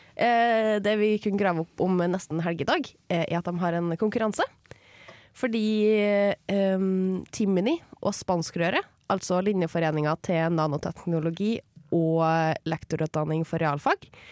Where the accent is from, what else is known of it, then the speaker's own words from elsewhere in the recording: Trondheim, Trøndelag, Norway; Sjøl om jeg er fra Trondheim kommune. Ja. Jeg er fra en plass som heter Byneset